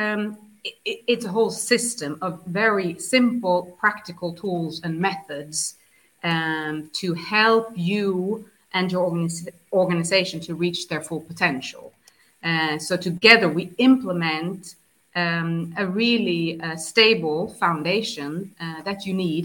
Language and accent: English; southern Sweden, Sweden; now in 's-Hertogenbosch, Netherlands; I am from Sweden, born and raised in south of Sweden